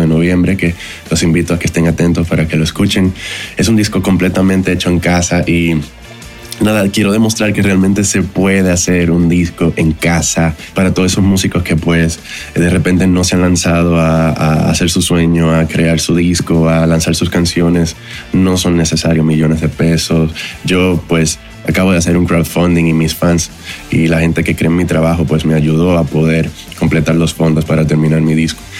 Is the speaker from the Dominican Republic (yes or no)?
yes; Dominican Republic; moved away as an adult; now in Mexico; Soy de la República Dominicana, pero ya llevo cuatro años en México